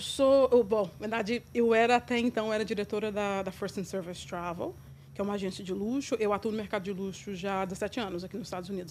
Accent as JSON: {"language": "Portuguese", "town": "Formiga", "region": "Minas Gerais", "country": "Brazil", "tie": "born or raised there", "also_born_or_lived": "São Paulo, Brazil", "moved": "yes", "lives_now": "New York, United States", "said": "Nasci do interior de Minas, na cidade de Formiga. E, na verdade, eu, eu, morei entre Minas e São Paulo, então eu me considero tão quanto formiguense ou mineira, como também paulista"}